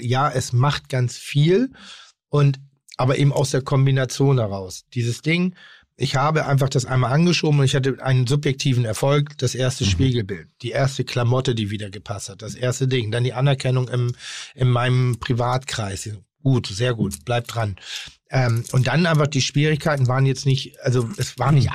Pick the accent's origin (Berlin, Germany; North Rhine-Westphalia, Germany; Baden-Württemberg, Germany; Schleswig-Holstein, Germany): Schleswig-Holstein, Germany; Pinneberg; komme ich aus Pinneberg